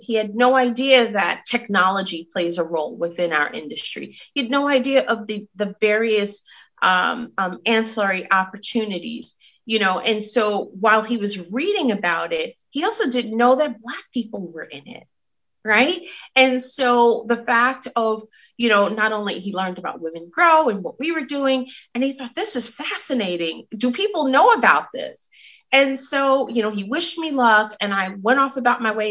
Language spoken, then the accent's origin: English; New York City, New York, United States; I'm from Brooklyn, New York. I rep Brooklyn every time. And so having grown up in Brooklyn